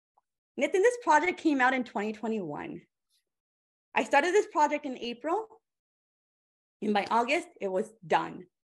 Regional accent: India; I am 33 years old. I'm an Indian woman. All those Indian uncles, aunties, our radars are going up.

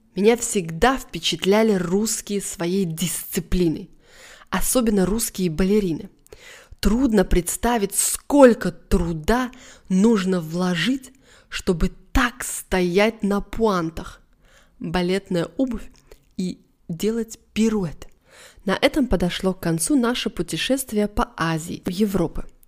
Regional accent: Russia; я, может быть, неправильная русская

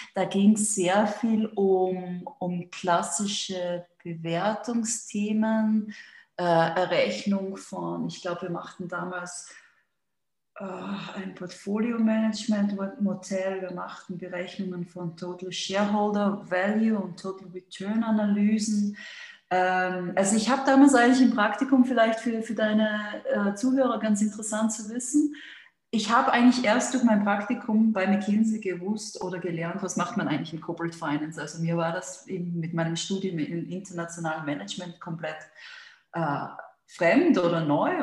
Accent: Austria; moved away as an adult; also born or lived in London / Hong Kong / Singapore / Madrid; now in Switzerland; ich bin Österreicherin

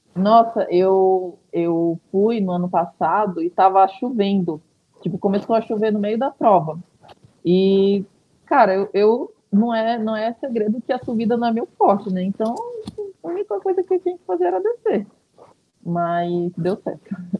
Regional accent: Manaus, Amazonas, Brazil; moved away as an adult; now in São Paulo, Brazil; meu pai é daqui. Eu nasci aqui, na verdade, né? Só que eu fui para lá muito nova

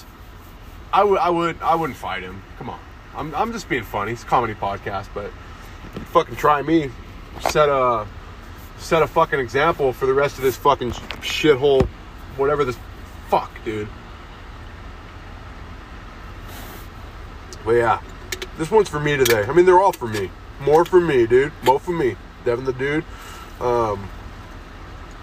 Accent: United States; I'm an American

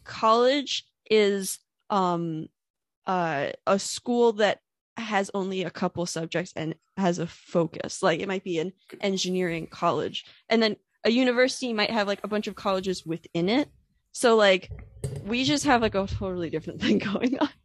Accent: Warfield, Pennsylvania, United States; moved away as an adult; now in Philadelphia, United States; I grew up in a town called, uh, Warfield, Pennsylvania

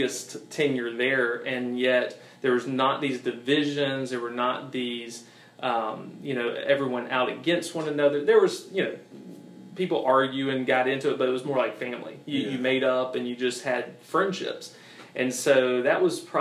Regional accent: Augusta, Georgia, United States; I was raised in the Augusta, Georgia, CSRA area, so this has pretty much been the majority of my life

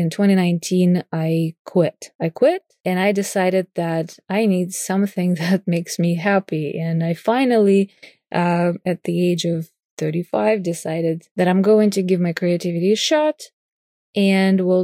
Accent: Moscow, Russia; I was born and raised in Moscow, Russia, in a creative family

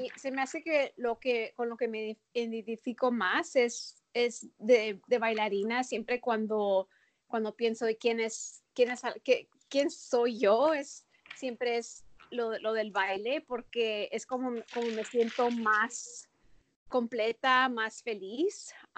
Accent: El Paso, Texas, United States; moved away as an adult; also born or lived in Minneapolis / Chicago; Yo nací en El Paso. Ah, crecí en El Paso

